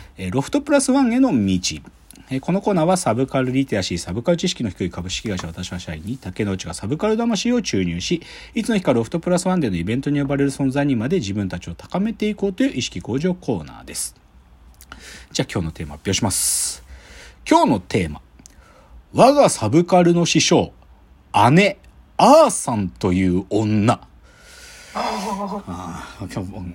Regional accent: Gunma, Japan; 僕も群馬で育ってるんで

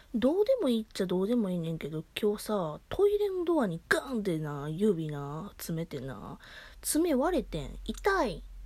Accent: Kansai, Japan; accent: Kansai dialect; 私、関西弁っちゅうこともあってね

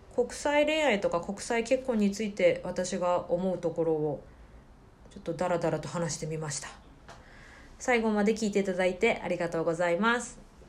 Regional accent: Kyushu, Japan; moved away as an adult; now in Shenzhen, China; 私九州の出身なので

